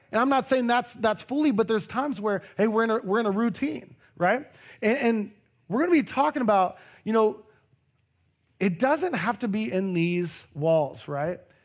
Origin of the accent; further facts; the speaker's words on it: Harlingen, Texas, United States; moved away as an adult; also born or lived in Austin, Texas; Over two thousand miles is where my hometown is, Harlingen, Texas